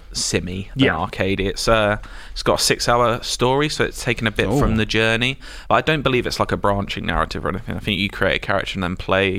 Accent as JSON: {"language": "English", "country": "United Kingdom", "said": "we're British."}